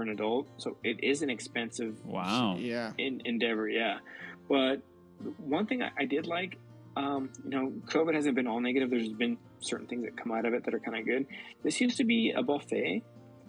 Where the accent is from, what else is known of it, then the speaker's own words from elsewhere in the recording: United States; born here in the U.S., but my parents born and raised in Mexico